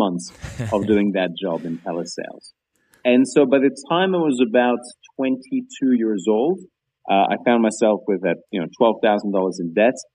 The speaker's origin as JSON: {"language": "English", "country": "Greece", "tie": "born or raised there", "also_born_or_lived": "Banbury, Oxfordshire, England", "moved": "as an adult", "said": "I grew up in Greece. And when I was 18, I left because there was no jobs. And I moved to England"}